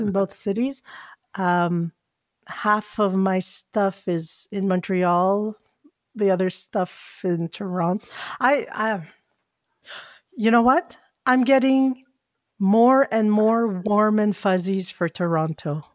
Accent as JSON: {"language": "English", "country": "Philippines", "said": "I'm a Filipino"}